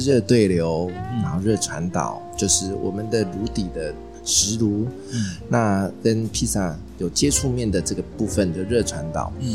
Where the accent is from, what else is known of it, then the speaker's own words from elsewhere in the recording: Taipei, Taiwan; 我很幸运地在万华，从小在万华长大